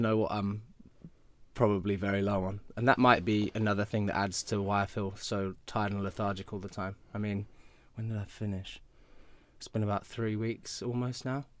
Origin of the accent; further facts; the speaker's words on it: United Kingdom; I'm obviously British